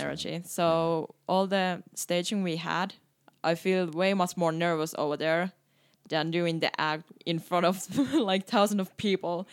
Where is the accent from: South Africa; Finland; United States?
Finland; English is a second language; moved away as an adult; now in Canada; I start to really appreciate more my home country when I start to travel more.